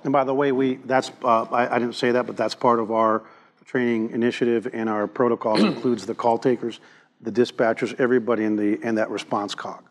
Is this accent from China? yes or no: no; Cuba; now in Texas, United States; I was born in Cuba